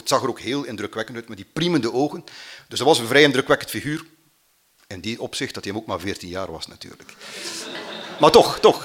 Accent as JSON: {"language": "Dutch", "town": "Mater", "region": "Flanders", "country": "Belgium", "said": "ik ben van Mater. Mater ligt ergens in de Vlaamse Ardennen, vlakbij Oudenaarde"}